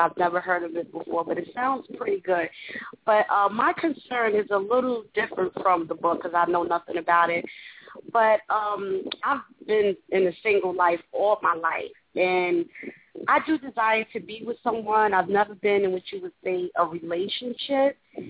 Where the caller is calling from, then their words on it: New York City, New York, United States; Yes, I'm from New York City.